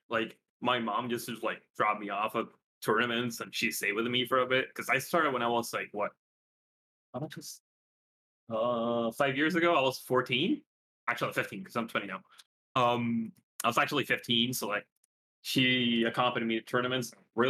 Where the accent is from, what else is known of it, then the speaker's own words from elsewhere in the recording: Coquimbo, Chile; now in Santiago, Chile; And then I just go back to my city because I'm not from Santiago, which is like where the international airport is.